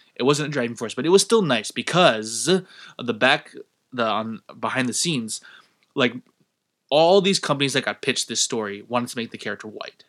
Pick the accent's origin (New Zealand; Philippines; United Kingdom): Philippines; my home country